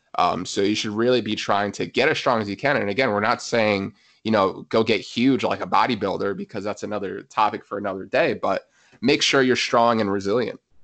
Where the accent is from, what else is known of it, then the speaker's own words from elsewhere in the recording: New Jersey, United States; also born or lived in Pennsylvania / North Carolina; I was born and raised in New Jersey, so happy to be back in my home state